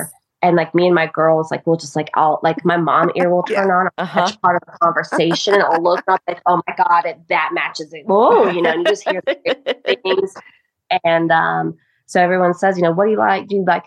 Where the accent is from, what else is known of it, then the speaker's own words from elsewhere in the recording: Ohio, United States; also born or lived in Greensboro, North Carolina; now in North Carolina, United States; I'm from Ohio. Have family in Michigan too. My dad's from Michigan